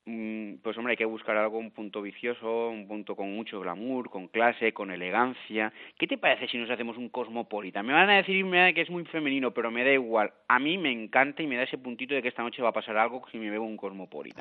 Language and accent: Spanish; Valencia, Valencian Community, Spain; yo soy de Valencia